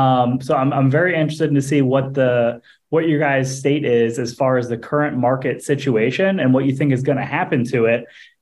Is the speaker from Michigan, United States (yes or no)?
no; St. Louis, Missouri, United States; also born or lived in Fort Lauderdale, Florida; now in South Florida, United States; I was born in Fort Lauderdale, raised in St. Louis, Missouri